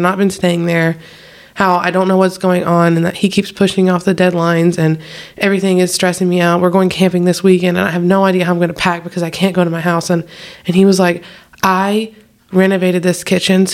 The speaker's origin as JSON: {"language": "English", "region": "the South", "country": "United States", "said": "I'm from the south"}